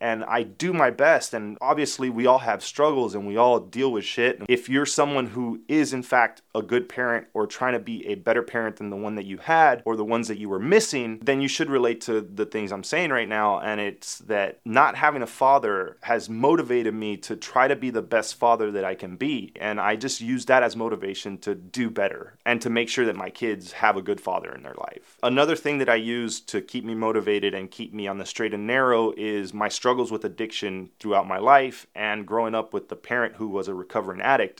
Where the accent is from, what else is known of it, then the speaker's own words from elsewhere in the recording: Miami, Florida, United States; I grew up in Little Havana and Alapata in the nineties